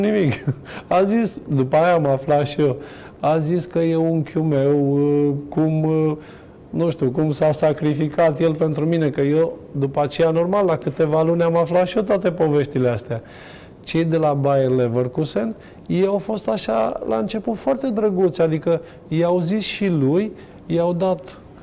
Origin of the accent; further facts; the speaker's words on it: Hunedoara, Hunedoara County, Romania; also born or lived in Germany; eu stau tot la Hunedoara sunt prieten cu foarte mulți încă din copilărie. Sunt colegi de-ai mei care, nu știu, am fost cu ei